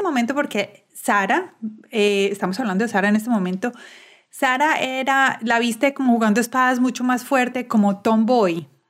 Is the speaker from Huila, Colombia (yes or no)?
no; Medellín, Antioquia, Colombia; Soy, de Medellín y casi todos los colegios son católicos